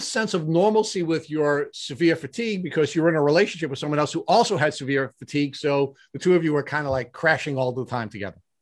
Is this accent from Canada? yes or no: no; Long Island, New York, United States; you and Matt and I are all Long Islanders, native Long Islanders